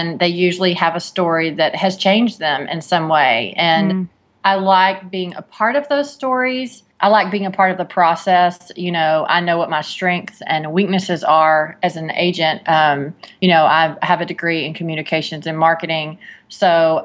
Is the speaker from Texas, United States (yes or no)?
yes; Texas, United States; I'm from Texas